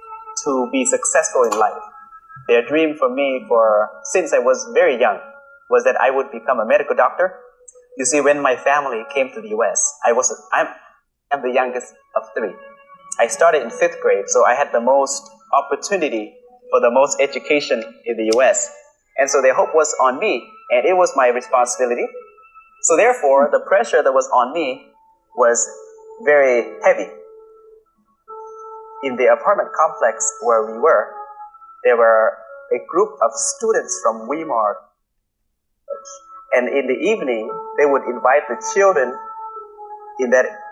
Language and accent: English; Laos; English is a second language; also born or lived in West Sacramento, California; now in United States; To say that you are a Laotian, it's almost automatically you are a Buddhist. You basically grew up, born into and grew up in that culture. When we came to the U.S., life was different.